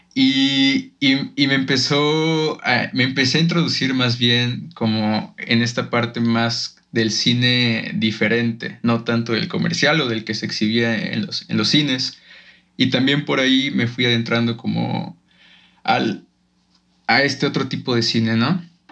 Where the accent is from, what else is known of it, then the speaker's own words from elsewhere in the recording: Guanajuato, Mexico; moved away as an adult; yo vengo de un pueblito de Guanajuato